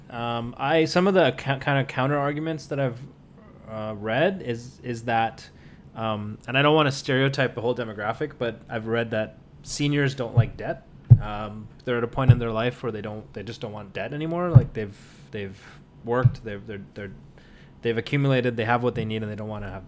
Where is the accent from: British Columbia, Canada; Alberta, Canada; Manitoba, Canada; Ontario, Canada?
British Columbia, Canada; Vancouver; I grew up in Vancouver